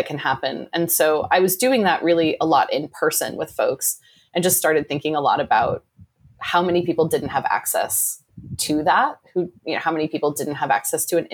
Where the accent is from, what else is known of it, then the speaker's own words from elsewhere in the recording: Midwest, United States; I grew up in the Midwest and I grew up in a single parent home.